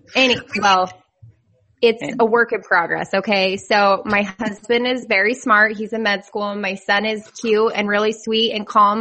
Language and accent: English; Idaho, United States; moved away as an adult; now in Kentucky, United States; I was raised in Idaho